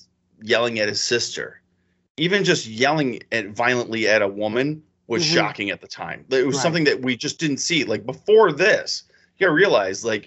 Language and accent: English; Connecticut, United States; when I was a kid in growing up in Connecticut